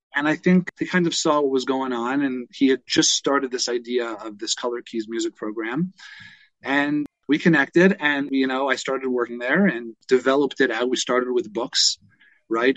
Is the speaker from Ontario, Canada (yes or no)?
yes; Toronto, Ontario, Canada; I grew I grew up in Toronto